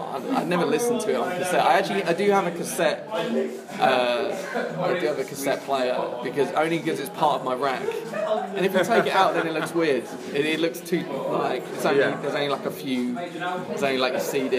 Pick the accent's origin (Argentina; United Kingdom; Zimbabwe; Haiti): United Kingdom; New Forest area, near Southampton, South East England; moved away as an adult; also born or lived in Essex; now in London, United Kingdom; I was born in Essex. Right. But my family moved down when I was like four to like the New Forest area, which is kind of like... Like just south of Southampton, like the waterside area.